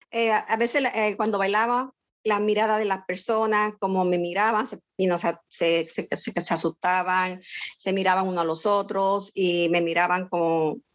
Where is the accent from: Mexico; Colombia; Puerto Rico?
Puerto Rico; San Lorenzo; now in Florida, United States; nací en San Lorenzo, Puerto Rico y resido en el estado de la Florida